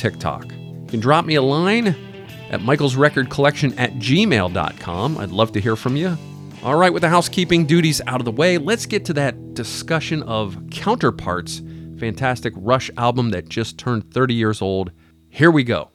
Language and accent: English; Midwest, United States; I grew up in the Midwest